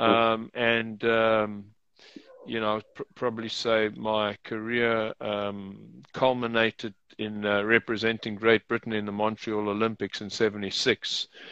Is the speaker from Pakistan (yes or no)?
no; South Africa; also born or lived in United Kingdom / Rome, Italy; She and I were both born in South Africa